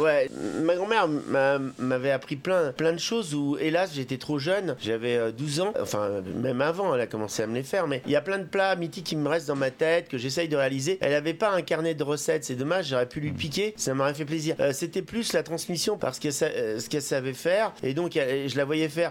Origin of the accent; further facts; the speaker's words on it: Paris, Île-de-France, France; J'ai grandi beaucoup, euh, beaucoup à, Paris